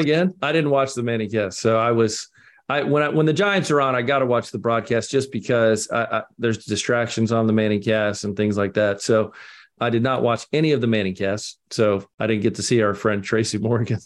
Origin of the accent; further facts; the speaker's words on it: Scotland, United Kingdom; I'm the Scotsman